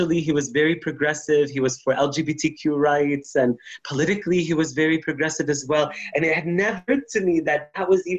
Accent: Palestine; moved away as an adult; I grew up in Palestine

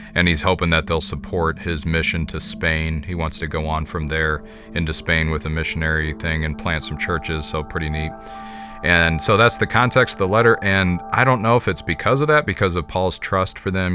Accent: United States; I am an American Christian

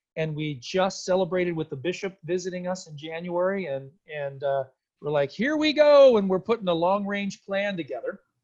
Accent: San Antonio, Texas, United States; now in Minnesota, United States; I'm from San Antonio, Texas originally.

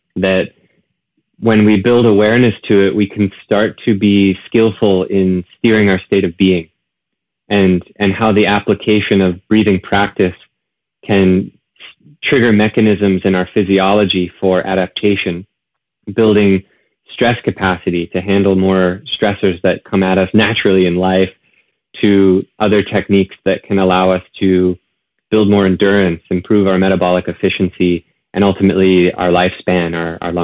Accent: Northampton, Massachusetts, United States; moved away as an adult; now in Encinitas, United States; returning back to the East Coast, my hometown, Northampton, Massachusetts

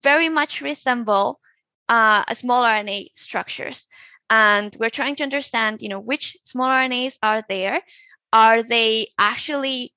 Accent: Colombia; now in United States; my home country

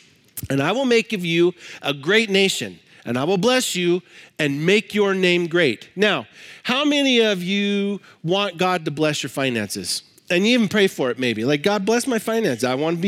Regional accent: Libby, Montana, United States; I grew up in Libby, Montana. If you know anything about Libby, Montana, you know it's the asbestos capital of the world.

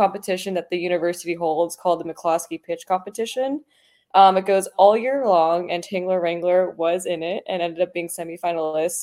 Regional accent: Los Angeles, California, United States; I'm from Los Angeles, California

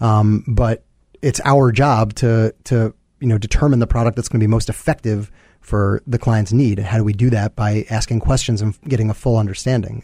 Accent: New York, United States; moved away as an adult; now in Chicago, United States; born and raised in New York, uh, came to Chicago actually for college

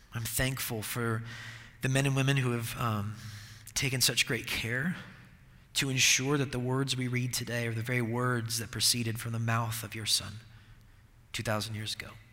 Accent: Seattle, Washington, United States; I'm from Seattle and I'm a Seahawks fan

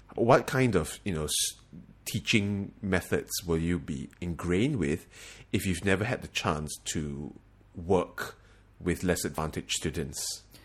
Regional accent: Singapore; moved away as an adult; now in United States; we are from Singapore

